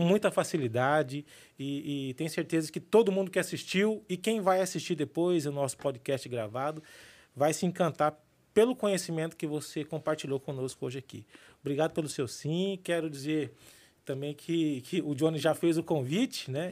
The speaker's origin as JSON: {"language": "Portuguese", "town": "Cuiabá", "region": "Mato Grosso", "country": "Brazil", "said": "falando agora como um bom cuiabano"}